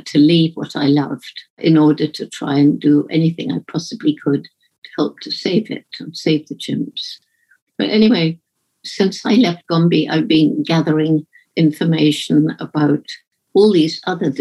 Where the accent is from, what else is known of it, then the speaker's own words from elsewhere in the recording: Bournemouth, South West England, United Kingdom; I'm speaking from the house where I grew up in Bournemouth, England